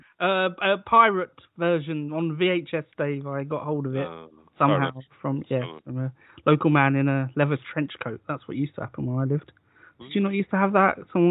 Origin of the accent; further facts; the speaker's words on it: United Kingdom; That's how we like to do foreign travel in Britain.